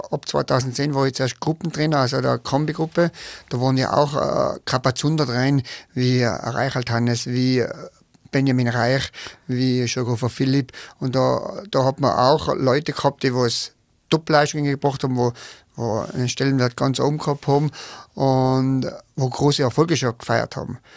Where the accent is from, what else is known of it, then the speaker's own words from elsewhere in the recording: Tyrol, Austria; accent: Tyrolean; Ich kenne es nur von meiner Region äh, und da hat sich aber das so eingebürgert und der, der Tiroler Dialekt ist ja so ein bisschen gröber